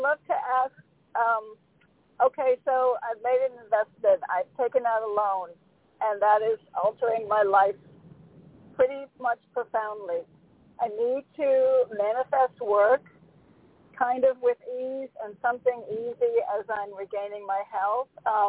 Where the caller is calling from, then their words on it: Connecticut, United States; from Connecticut. Happy 4th.